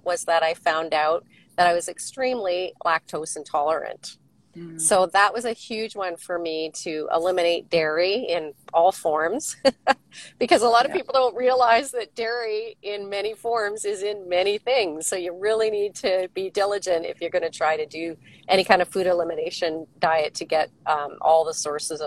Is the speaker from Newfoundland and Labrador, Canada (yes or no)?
no; Waterloo, Ontario, Canada; moved away as an adult; also born or lived in West Coast; I grew up in Ontario. I'm from Waterloo originally, and lived there really until my husband and I moved out to the West Coast in the early 90s.